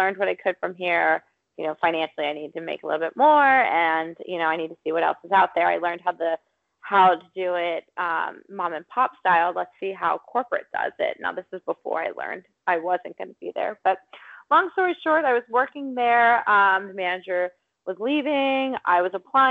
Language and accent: English; Pittsburgh, Pennsylvania, United States; moved away as an adult; I'm from Pittsburgh